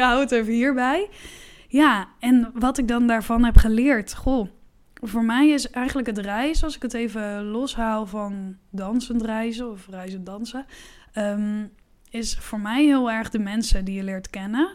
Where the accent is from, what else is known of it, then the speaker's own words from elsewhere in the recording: Netherlands; ik was dan de enige Nederlander